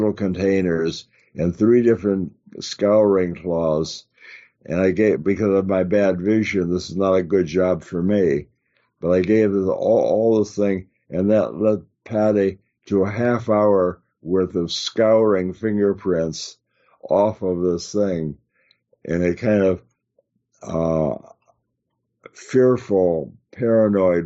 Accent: Chicago, Illinois, United States; moved away; where I grew up in Chicago

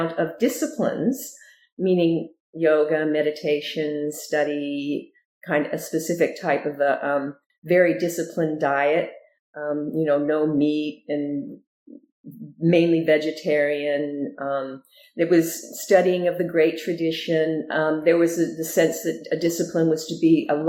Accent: Southern California, United States; also born or lived in Ogden, Utah; we moved to California, to Southern California, and that's where I grew up.

